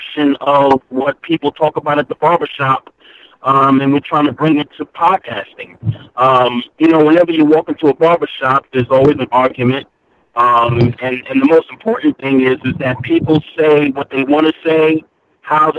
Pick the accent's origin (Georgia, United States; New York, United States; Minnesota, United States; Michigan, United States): New York, United States; New York City; moved away as an adult; now in Glen Burnie, United States; I'm a native New Yorker. I'm born and raised in Brooklyn